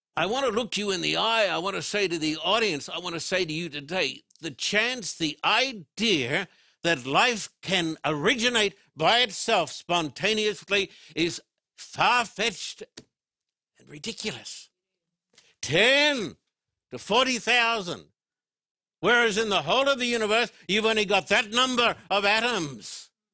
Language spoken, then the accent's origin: English; Brisbane, Queensland, Australia; When I was a boy growing up in Brisbane, Australia